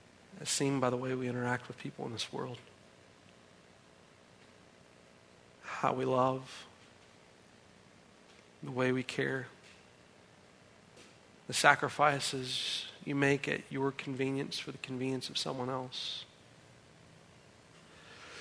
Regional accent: United States; as American citizens

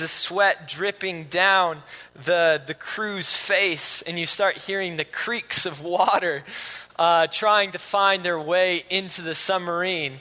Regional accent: Grand Rapids, Michigan, United States; now in Utah, United States; I'm from Grand Rapids

